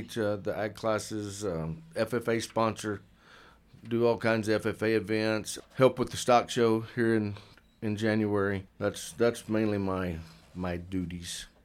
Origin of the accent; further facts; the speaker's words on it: Archer City, Texas, United States; moved away as an adult; also born or lived in Wichita Falls, Texas; now in Alpine, United States; I was born in Wichita Falls, grew up my whole life pretty much in Archer City, Texas until nineteen ninety-one